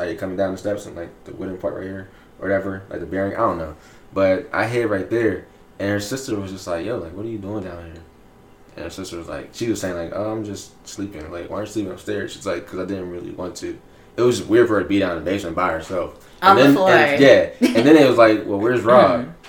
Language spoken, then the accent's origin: English; Pittsburgh, Pennsylvania, United States; Well, I ain't from here, so I'm from Pittsburgh.